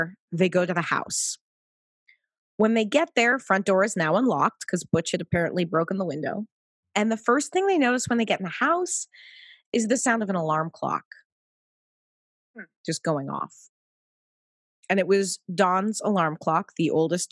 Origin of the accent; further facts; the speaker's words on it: Pacific Northwest, United States; moved away; also born or lived in East Coast, United States; I lived back east for a decade. I consider myself in some form a little bit of a New Yorker, but I was born in the Pacific Northwest